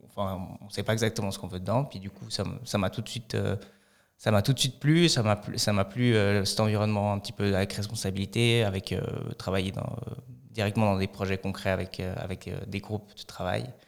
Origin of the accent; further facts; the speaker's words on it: Fribourg, Switzerland; also born or lived in Lausanne; j'ai grandi à Fribourg, j'ai fait une grande partie de ma scolarité à Fribourg.